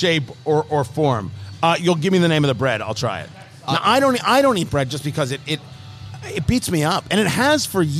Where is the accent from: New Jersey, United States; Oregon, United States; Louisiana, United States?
New Jersey, United States; I grew up in Jersey